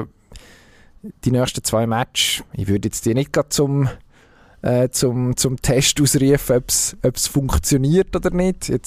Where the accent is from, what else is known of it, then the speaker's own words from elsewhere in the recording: Switzerland; dann also da können wir uns als Schweizer, als, als Fußballnation Schweiz im Moment natürlich schon strecken.